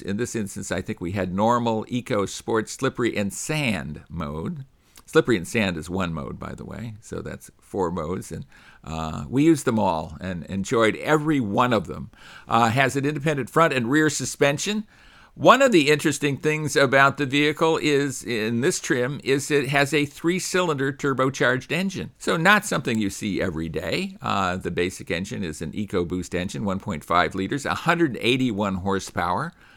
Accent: Chicago, Illinois, United States; I was born in the Chicago area

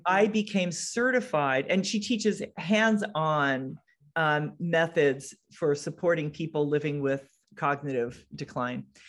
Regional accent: Connecticut, United States; also born or lived in Seattle area; now in Seattle, United States; I'm from, I live in the Seattle area, but I'm from Connecticut.

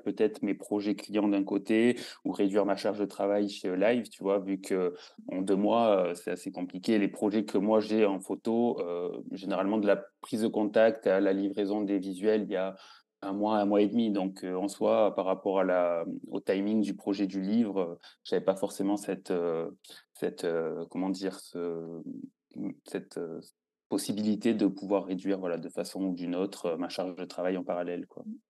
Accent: southern France, France; moved away as an adult; now in Switzerland; je suis originaire du sud de la France

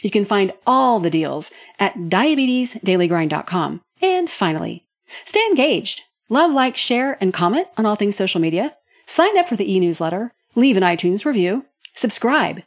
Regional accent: Norman, Oklahoma, United States; I'm back in my hometown and born and raised in Norman, Oklahoma

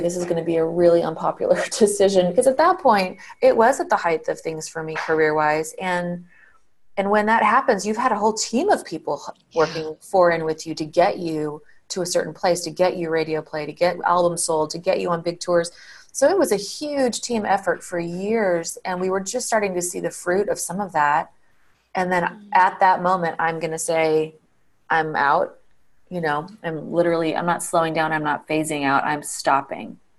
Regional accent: Colorado Springs, Colorado, United States; moved away; I grew up in Colorado Springs, um, and I just took my kids back there uh, last week to visit still very much feels like home to me

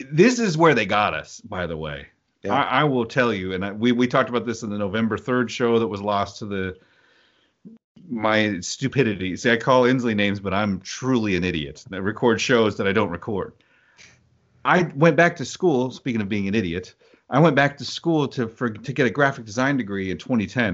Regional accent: Oklahoma, United States; I grew up in Oklahoma

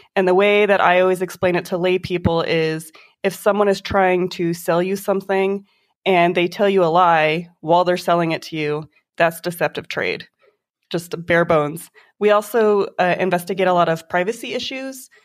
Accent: Las Vegas, Nevada, United States; also born or lived in Reno, Nevada; I grew up here in Vegas. I've been here since I was three years old

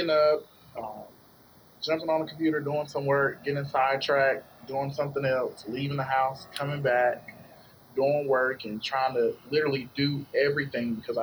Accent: Goldsboro, North Carolina, United States; I'm originally from Goldsboro, North Carolina

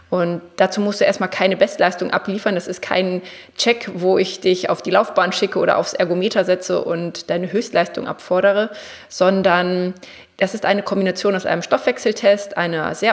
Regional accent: Braunschweig, Lower Saxony, Germany; also ich komme ja aus Braunschweig, im Raum Braunschweig, Wolfsburg, Hannover

